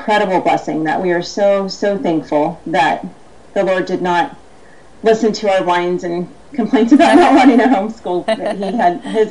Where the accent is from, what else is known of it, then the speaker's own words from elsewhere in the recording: Los Angeles, California, United States; we're from the Los Angeles area